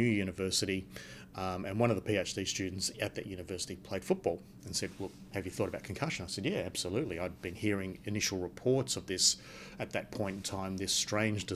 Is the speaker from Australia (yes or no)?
yes; Perth, Western Australia, Australia; And I was born in Perth. I grew up in Perth. I did all my studies in Perth.